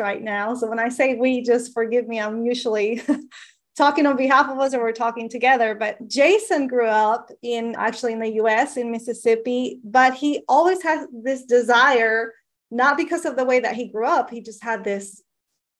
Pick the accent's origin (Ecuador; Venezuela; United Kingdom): Venezuela; moved away; I'm from Venezuela. When I was young and the economy was so different in Venezuela